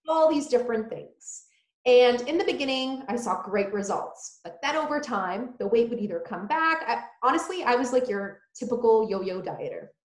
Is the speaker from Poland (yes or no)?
yes; Poland; now in United States; I was born in Poland